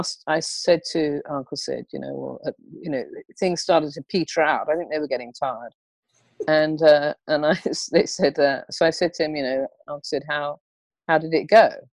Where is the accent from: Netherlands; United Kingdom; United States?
United Kingdom; England; I, being English, I want to sort of help it along